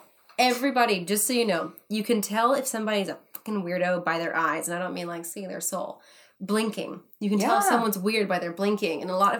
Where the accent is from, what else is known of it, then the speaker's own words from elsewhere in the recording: England, United Kingdom; accent: English; This is why I was seen for it, was because of my English accent.